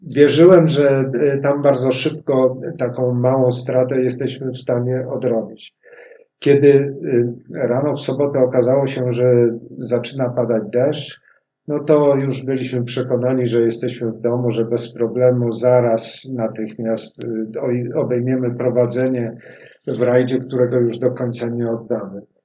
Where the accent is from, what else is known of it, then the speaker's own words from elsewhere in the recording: Warsaw, Masovian Voivodeship, Poland; jesteśmy warszawiakami, tu się urodziliśmy z Pawłem